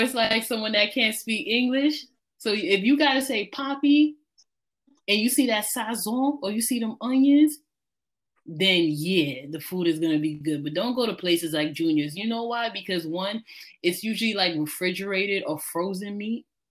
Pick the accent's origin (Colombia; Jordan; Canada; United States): United States; New York City, New York; as a New Yorker